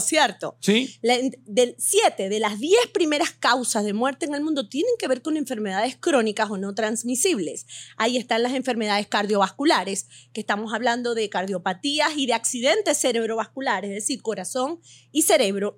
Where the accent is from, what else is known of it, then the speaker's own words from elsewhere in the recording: Venezuela; moved away as an adult; also born or lived in Beirut, Lebanon / United States; now in Miami, United States; Nací en Beirut, Líbano. Me mudé a Venezuela a los 40 días.